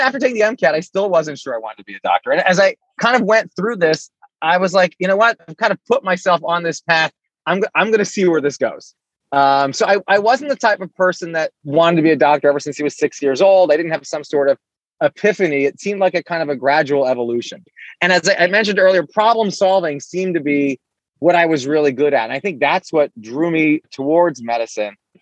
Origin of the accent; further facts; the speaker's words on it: Allentown, Pennsylvania, United States; also born or lived in Washington, D.C. / Saudi Arabia; I grew up in Allentown, PA